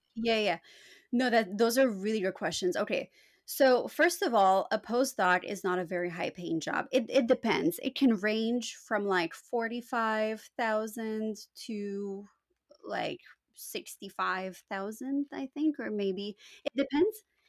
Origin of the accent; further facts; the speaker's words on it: Canada; first language Romanian; English is a second language; also born or lived in Romania; my parents immigrated to Canada when I was four years old